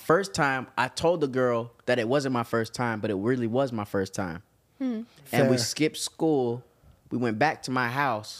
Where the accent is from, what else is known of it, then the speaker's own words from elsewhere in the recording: Canada; Oh, I'm sorry. I'm Canadian.